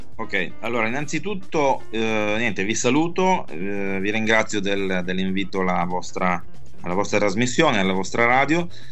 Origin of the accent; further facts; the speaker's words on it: Milan, Lombardy, Italy; sono di Milano